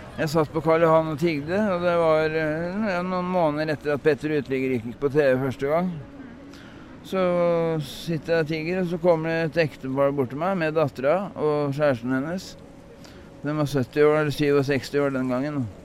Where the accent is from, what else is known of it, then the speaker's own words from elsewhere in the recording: Sarpsborg, Østfold, Norway; moved away as an adult; also born or lived in Drammen; now in Oslo, Norway; født i Drammen, og flytta derfra da jeg var fem år, til Sarpsborg. Og så bodde jeg i Sarpsborg til jeg var ja, 22.